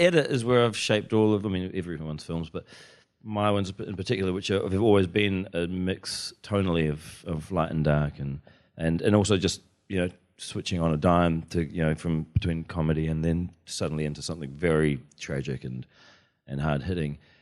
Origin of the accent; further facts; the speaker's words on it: Wellington, New Zealand; when I was growing up in Wellington, in the eighties